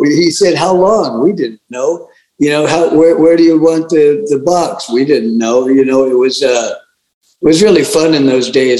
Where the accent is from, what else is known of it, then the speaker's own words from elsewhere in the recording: Huntington Beach, California, United States; moved away; also born or lived in Big Island, Hawaii; I was born in Huntington Beach in 1947. We lived in a school bus on the beach there